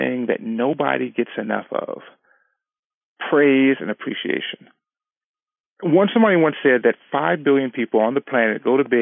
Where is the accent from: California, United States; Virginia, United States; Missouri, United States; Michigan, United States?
California, United States; we've been married 19 years, and we're from California